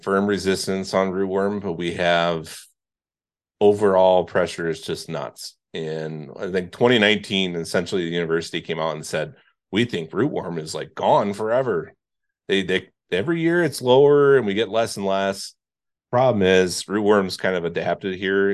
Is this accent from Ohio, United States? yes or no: no; Indiana, United States; moved away; where I grew up in Indiana, so that side of the lake